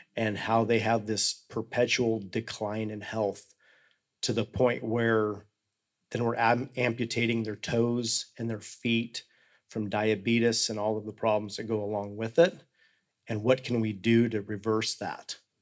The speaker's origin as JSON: {"language": "English", "town": "Hotchkiss", "region": "Colorado", "country": "United States", "tie": "born or raised there", "said": "I was born and raised in Hotchkiss, Colorado, which is in the same county that I live right now."}